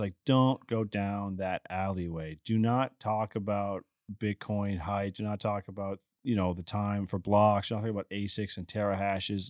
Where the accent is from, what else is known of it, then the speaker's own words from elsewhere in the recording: Newfoundland and Labrador, Canada; moved away as an adult; now in Houston, United States; I loved growing up in Newfoundland, loved growing up in Canada.